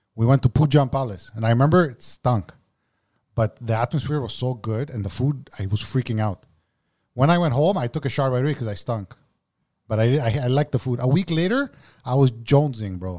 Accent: Montreal, Quebec, Canada; I grew up in Parque, Greek.

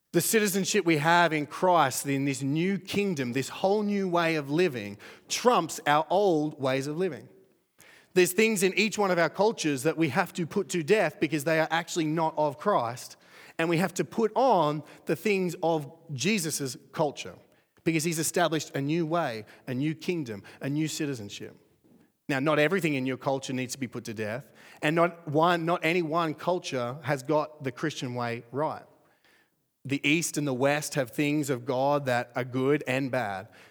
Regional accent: Australia; I'm from Australia too.

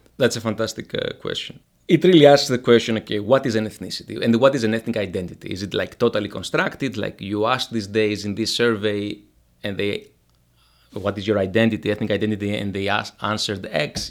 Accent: Greece; moved away; So I'm from Greece. Uh, I come from the, the valley

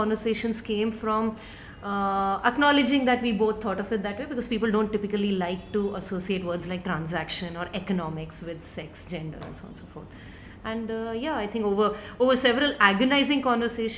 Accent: Mumbai, Maharashtra, India; I grew up in Bombay and I come from a very decent middle class Tamilian family

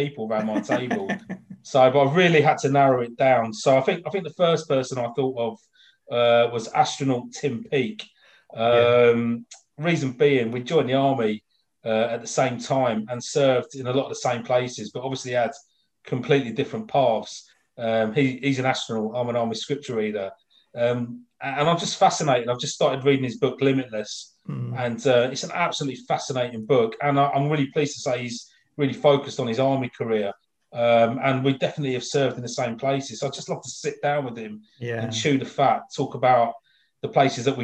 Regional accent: London, United Kingdom; now in Colchester, United Kingdom; I'm originally from London. I was born into a normal working class family.

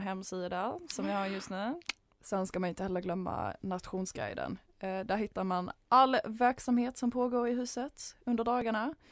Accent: Malmö, Skåne, Sweden; moved away; född och uppväxt i Malmö

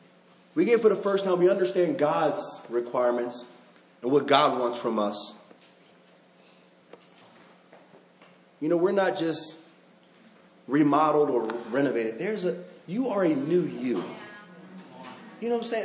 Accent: Baltimore, Maryland, United States; I'm from Baltimore

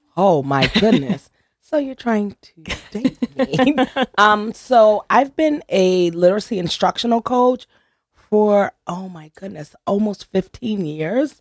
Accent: New Haven, Connecticut, United States; I grew up on Truman Street in New Haven, which wasn't one of the better places in the Hill section

